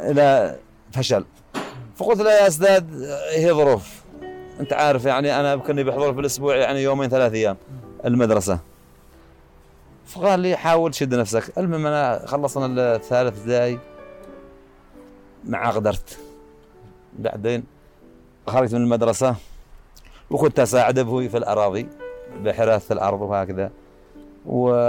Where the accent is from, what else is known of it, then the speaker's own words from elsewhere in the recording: South Yemen, Yemen; لأن عندنا نظام عندنا في الجنوب قبل الوحدة كان ممنوع على المواطنين ان يغتربوا برا